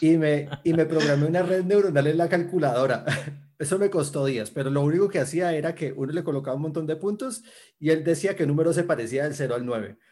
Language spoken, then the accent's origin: Spanish; Cali, Valle del Cauca, Colombia; yo soy de Cali, Colombia. Eh, allá he vivido toda mi vida